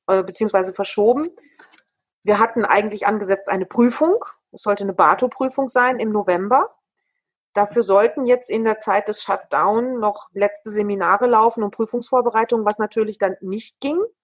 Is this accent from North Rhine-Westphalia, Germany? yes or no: yes; Ruhr area, North Rhine-Westphalia, Germany; Ich bin ja ein Kind des Ruhrgebietes. Vielleicht sind wir Potties auch einfach anders